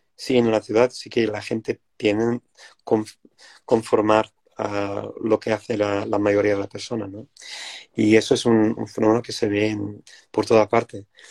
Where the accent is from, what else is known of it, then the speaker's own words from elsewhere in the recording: Wales, United Kingdom; Spanish is a second language; moved away; soy una persona indígena y de, mi país y, tenía que volver a, recuperar mi idioma, que era el galés, mi idioma de, mi, familia